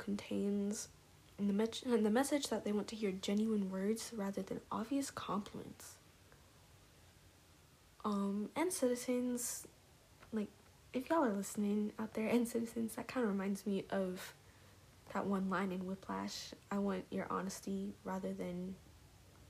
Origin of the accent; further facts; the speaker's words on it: Dallas, Texas, United States; I grew up in Dallas a lot